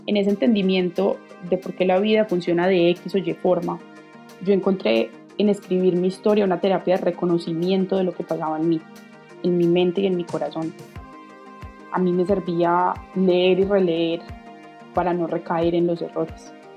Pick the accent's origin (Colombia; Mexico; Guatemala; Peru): Colombia; Tengo 28 años, soy colombiana